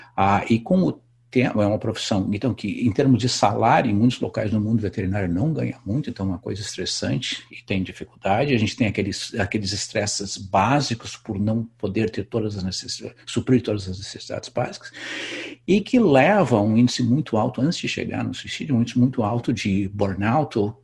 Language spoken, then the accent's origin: Portuguese; Brazil; moved away as an adult; faz 20 anos que eu saí do Brasil